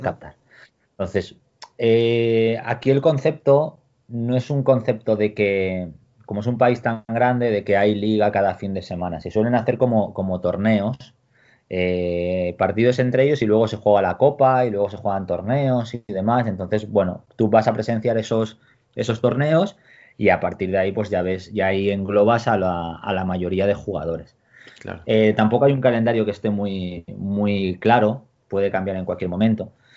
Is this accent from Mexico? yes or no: no; Spain; moved away as an adult; now in China; el staff somos más gente española